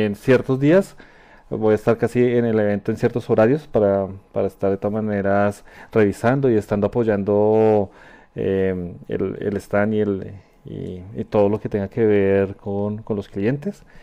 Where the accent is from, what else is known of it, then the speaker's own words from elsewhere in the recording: Colombia; mi país